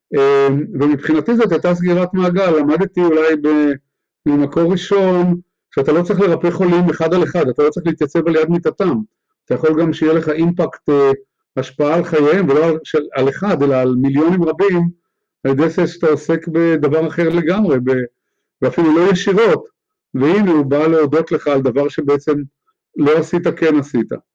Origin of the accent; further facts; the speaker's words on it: Haifa, Haifa District, Israel; also born or lived in Jerusalem; גדלתי בחיפה, הייתה אז עיר קטנה